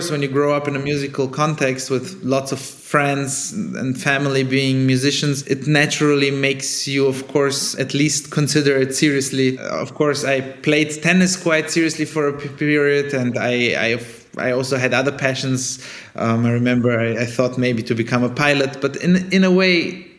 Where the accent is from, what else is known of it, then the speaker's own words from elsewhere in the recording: Germany; first language Italian; also born or lived in Sofia, Bulgaria / Italy; I was born in Sofia in Bulgaria. Then my family moved to Italy when I was 1 year old. So Italian was kind of my first actual conscious language, together with Bulgarian, of course. And then we moved to Germany when I was 6, on the French border.